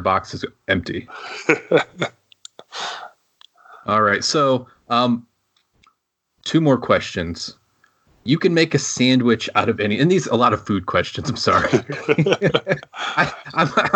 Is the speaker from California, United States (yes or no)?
no; Michigan, United States; moved away; I grew up in Michigan and living, of course, here now.